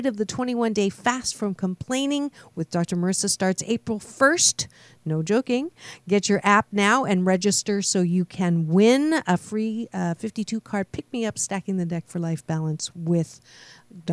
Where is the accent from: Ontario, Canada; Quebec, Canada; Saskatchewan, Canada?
Ontario, Canada; Kitchener; moved away; my hometown of Kitchener-Waterloo, Ontario, Canada